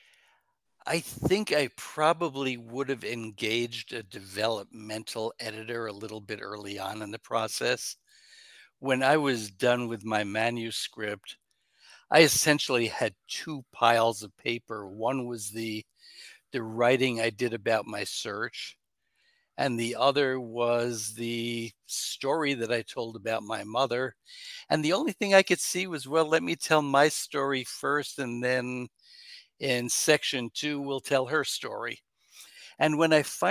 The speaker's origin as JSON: {"language": "English", "region": "New York", "country": "United States", "tie": "born or raised there", "said": "I was born in New York State"}